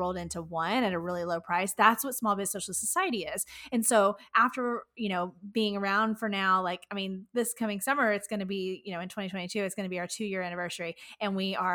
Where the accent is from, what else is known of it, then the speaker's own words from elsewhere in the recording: Houston, Texas, United States; my hometown of Houston, Texas